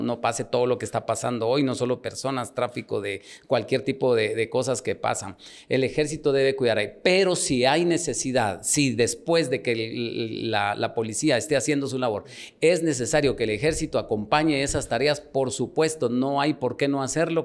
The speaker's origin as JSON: {"language": "Spanish", "town": "Nebaj", "region": "Quiché", "country": "Guatemala", "tie": "born or raised there", "moved": "yes", "lives_now": "Guatemala City, Guatemala", "said": "yo nací en Nevaj, un municipio del Quiché"}